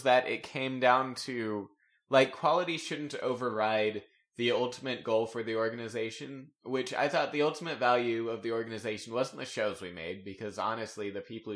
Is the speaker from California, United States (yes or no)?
no; Texas, United States; I'm from Texas